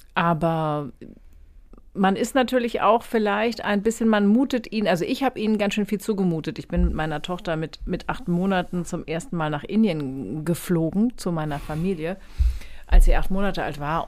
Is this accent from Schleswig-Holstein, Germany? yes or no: yes; Kiel, Schleswig-Holstein, Germany; now in Hamburg, Germany; Ich bin ja gebürtige Schleswig-Holsteinerin